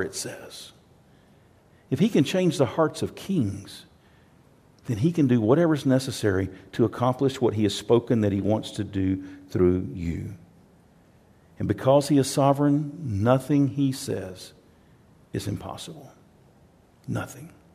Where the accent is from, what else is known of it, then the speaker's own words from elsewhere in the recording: Texas, United States; I'm from Texas